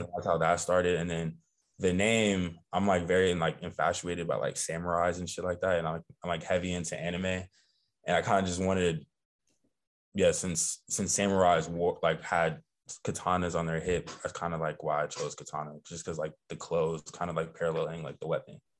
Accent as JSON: {"language": "English", "town": "Los Angeles", "region": "California", "country": "United States", "tie": "born or raised there", "said": "I'm from Los Angeles, California"}